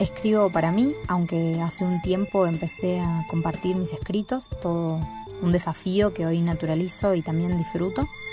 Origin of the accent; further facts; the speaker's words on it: Buenos Aires, Argentina; now in Tucumán, Argentina; Nací en Buenos Aires, pero no pertenezco a ninguna parte, me considero más bien del mundo y actualmente estoy viviendo en Tucumán